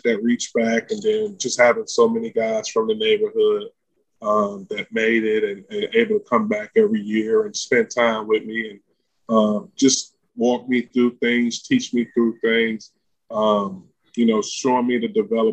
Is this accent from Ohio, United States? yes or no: no; Detroit, Michigan, United States; born or raised there; now in Los Angeles, United States